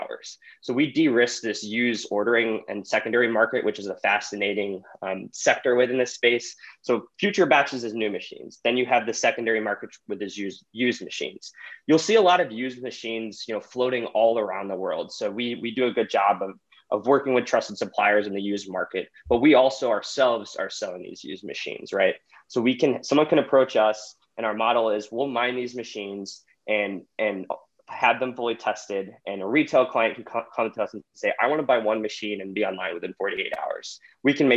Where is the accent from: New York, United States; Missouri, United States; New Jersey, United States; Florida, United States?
Missouri, United States; St. Louis; I grew up in St. Louis